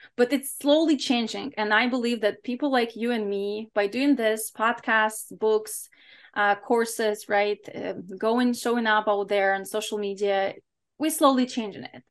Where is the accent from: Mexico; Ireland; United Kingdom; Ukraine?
Ukraine; English is a second language; now in United States; growing up in Ukraine in a regular kind of family